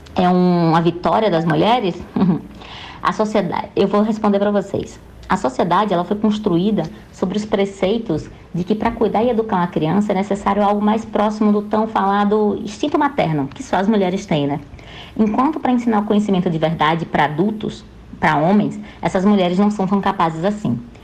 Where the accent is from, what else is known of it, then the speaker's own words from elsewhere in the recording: Maceió, Alagoas, Brazil; moved away as an adult; now in Rio de Janeiro, Brazil; Eu nasci em Maceió, Alagoas